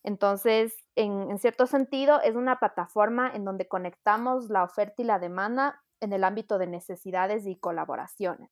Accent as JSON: {"language": "Spanish", "country": "Ecuador", "also_born_or_lived": "United Kingdom", "said": "soy una ecuatoriana de 30 años"}